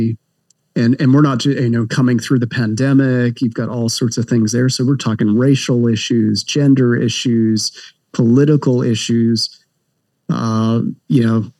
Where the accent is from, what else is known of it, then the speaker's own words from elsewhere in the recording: Canada; moved away as an adult; now in Southern California, United States; I am Canadian, but I've lived in the States for, gosh, now 20 plus years, currently live in Southern California